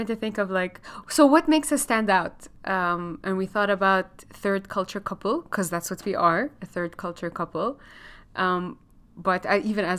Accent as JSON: {"language": "English", "country": "Lebanon", "also_born_or_lived": "Gulf", "lives_now": "Chicago, United States", "said": "We have in common is that we're both Lebanese, but we kind of didn't really live in Lebanon. I grew up in the Gulf."}